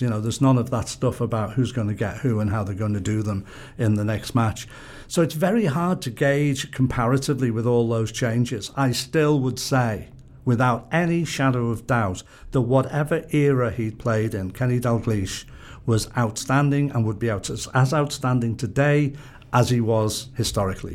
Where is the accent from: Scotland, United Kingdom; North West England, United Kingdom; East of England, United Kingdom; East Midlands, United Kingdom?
North West England, United Kingdom; Liverpool; I'm somebody who wants to be part of my hometown